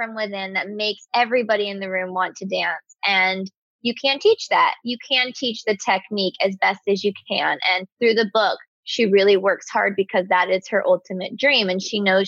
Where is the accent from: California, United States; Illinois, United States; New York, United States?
California, United States; Bakersfield; I'm from Bakersfield, California